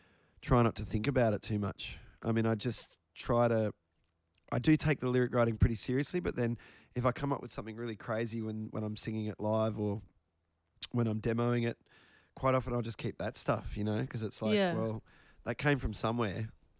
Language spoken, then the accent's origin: English; Australia; accent: Australian